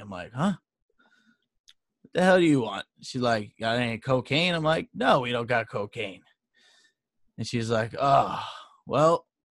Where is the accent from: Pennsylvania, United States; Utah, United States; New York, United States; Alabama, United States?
New York, United States; We're saying we're from New York.